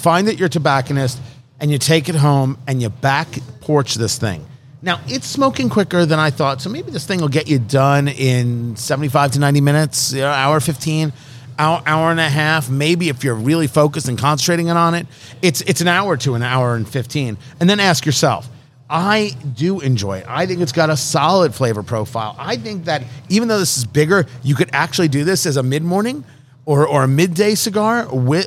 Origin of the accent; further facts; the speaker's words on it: United States; I'm an American.